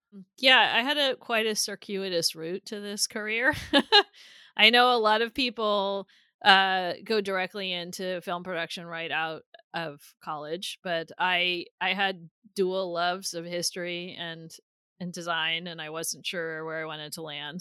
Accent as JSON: {"language": "English", "region": "Northern California", "country": "United States", "said": "I'm from Northern California."}